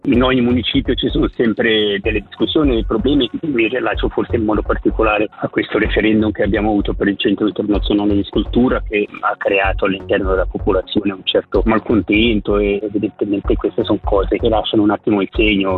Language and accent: Italian; Lavizzara, Ticino, Switzerland; sul territorio del mio paese dove sono nato e cresciuto